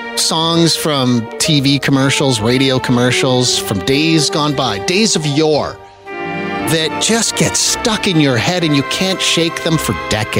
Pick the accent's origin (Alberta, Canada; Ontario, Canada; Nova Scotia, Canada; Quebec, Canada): Alberta, Canada; Wetaskiwin; Every time I meet someone new and I say I'm from Wetaskiwin, they always say, where cars cost less?